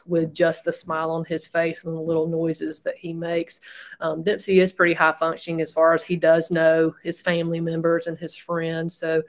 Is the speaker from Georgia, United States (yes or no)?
yes; Rome, Georgia, United States; also born or lived in Augusta, Georgia